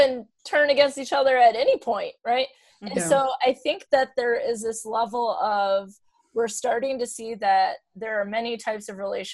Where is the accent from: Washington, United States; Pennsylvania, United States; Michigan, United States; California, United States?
Michigan, United States; we're from Michigan